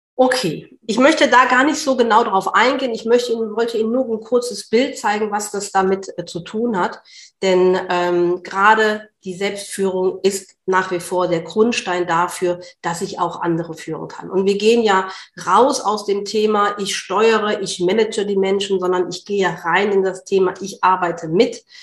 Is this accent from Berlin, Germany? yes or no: yes; Berlin, Germany; ich komme aus Berlin